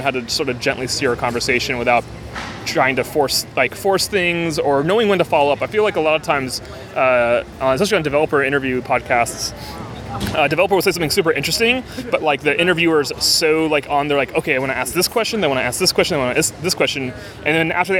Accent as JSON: {"language": "English", "region": "East Coast", "country": "United States", "tie": "born or raised there", "said": "I'm from the East Coast, too, and so where I grew up, you would do potato buns"}